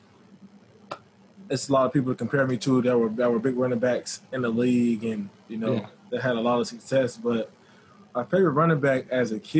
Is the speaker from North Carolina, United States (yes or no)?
no; Florida, United States; I'm from Florida